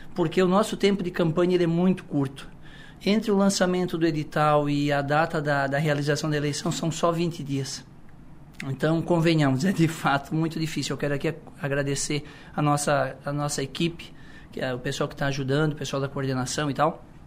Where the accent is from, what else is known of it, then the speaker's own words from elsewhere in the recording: Içara, Santa Catarina, Brazil; a gente é da cidade, a gente é natural da Isara, a gente vem da roça de família tradicional